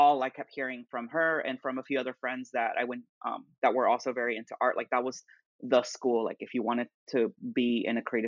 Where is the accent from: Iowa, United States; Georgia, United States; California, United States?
Georgia, United States; Duluth; also born or lived in Atlanta, Georgia; I'm originally from Duluth, Georgia, so just about 30, 40 minutes north